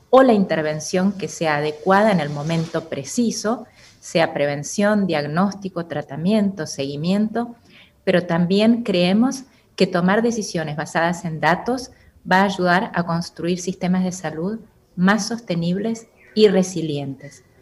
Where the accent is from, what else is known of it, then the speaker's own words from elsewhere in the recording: Argentina; moved away as an adult; now in Costa Rica; soy argentina y estoy en Costa Rica desde hace dos años aproximadamente